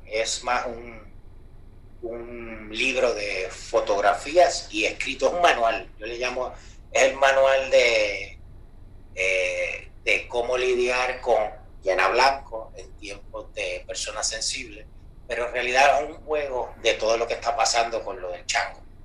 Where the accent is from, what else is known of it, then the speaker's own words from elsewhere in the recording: Moca, Puerto Rico; yo soy de Moca